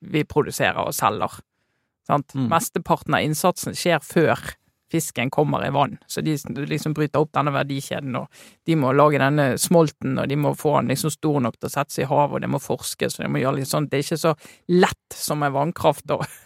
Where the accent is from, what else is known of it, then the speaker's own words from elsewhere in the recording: Western Norway, Norway; jeg kommer fra Vestlandet